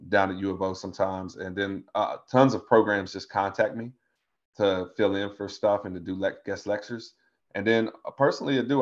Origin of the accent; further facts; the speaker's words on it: Tazewell, Virginia, United States; I'm from Tazewell, Virginia, which is in the middle of the Appalachian Mountains of Virginia, down in the Southwest Hills.